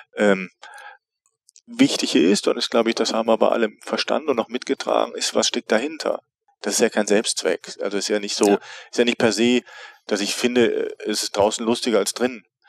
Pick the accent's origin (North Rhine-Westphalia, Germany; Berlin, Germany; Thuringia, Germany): North Rhine-Westphalia, Germany; Neuss; also born or lived in Paris / Bielefeld / Mannheim / Cologne; now in Bremerhaven, Germany; geboren im Rheinland in Neuss